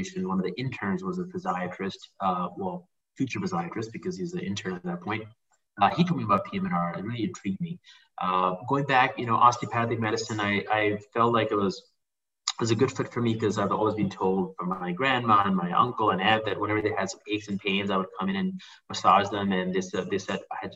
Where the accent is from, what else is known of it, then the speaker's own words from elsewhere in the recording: Pakistan; moved away as an adult; also born or lived in Malaysia; now in Chicago, United States; I grew up in Pakistan. I moved when I was 18 to the U.S.